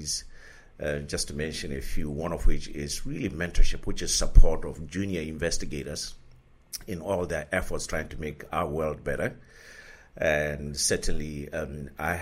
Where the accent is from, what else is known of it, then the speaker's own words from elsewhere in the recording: Lesotho; I was born in Lesotho, which is in South Africa.